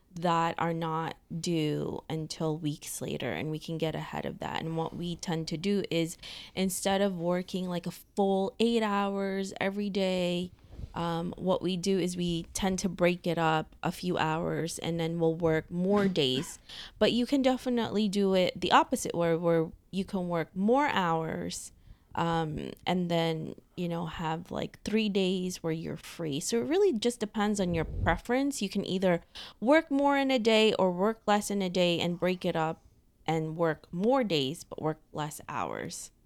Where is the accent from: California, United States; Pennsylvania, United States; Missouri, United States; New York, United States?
New York, United States; New York City; we're both from New York City.